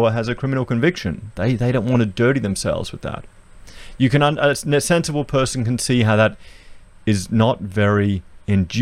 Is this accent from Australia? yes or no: yes; Australia; I'm an Australian